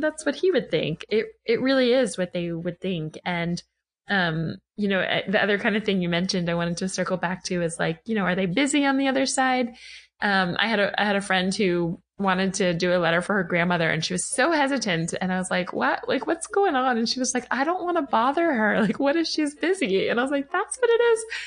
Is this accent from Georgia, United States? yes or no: yes; Atlanta, Georgia, United States; moved away as an adult; also born or lived in New York City, United States / Los Angeles, United States; I am home in Atlanta, which is my hometown